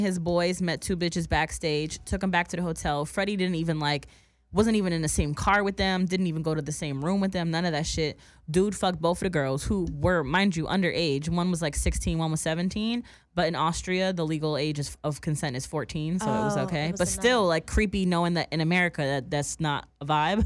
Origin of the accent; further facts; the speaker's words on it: Woodbridge, New Jersey, United States; Woodbridge Mall in my hometown